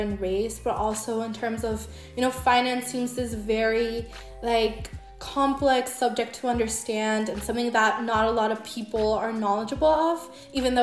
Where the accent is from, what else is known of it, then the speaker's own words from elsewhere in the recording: El Salvador; English is a second language; I was born and raised in El Salvador